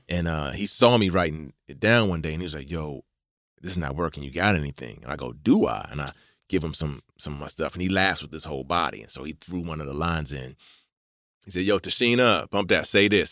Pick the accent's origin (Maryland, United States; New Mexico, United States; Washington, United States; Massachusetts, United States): Maryland, United States; I'm from Maryland